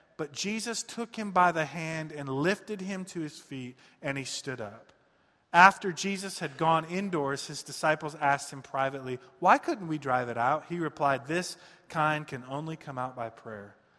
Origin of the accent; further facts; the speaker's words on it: Detroit, Michigan, United States; I'm from Michigan, from the, uh, east side of Detroit